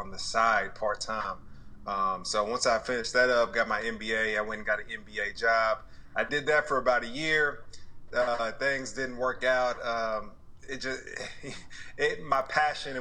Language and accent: English; Dallas, Texas, United States; also born or lived in Bristol, Connecticut / Austin, Texas; I'm from Dallas, Texas, born and raised. Grew up here until 18